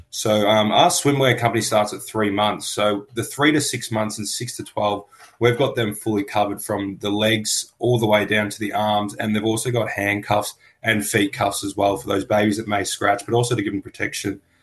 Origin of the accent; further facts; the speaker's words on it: Melbourne, Victoria, Australia; but I was born in on Bunurong land in Melbourne, and I currently work on Bunurong land